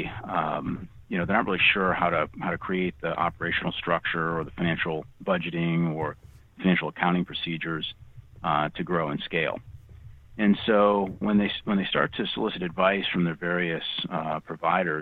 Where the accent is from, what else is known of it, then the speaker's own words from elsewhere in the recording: Rocky Hill, Connecticut, United States; now in Arizona, United States; I grew up in Connecticut playing hockey